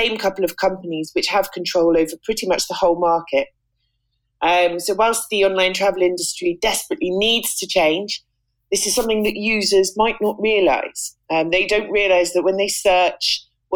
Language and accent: English; England, United Kingdom; accent: British; moved away as an adult; also born or lived in Malta / Cyprus; now in Tirana, Albania; I'm British, as you can probably tell from the accent. And I'm what's known as a digital nomad. I'm an author, a writer, and a journalist. I was born in England